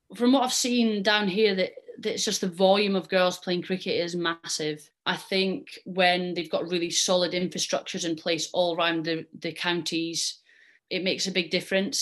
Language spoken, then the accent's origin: English; Scotland, United Kingdom; I'm Scottish and I represent Scotland